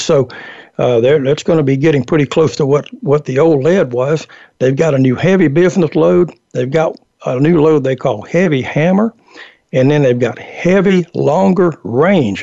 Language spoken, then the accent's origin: English; Georgia, United States; the Georgia State Sporting Clays Championship, my my home state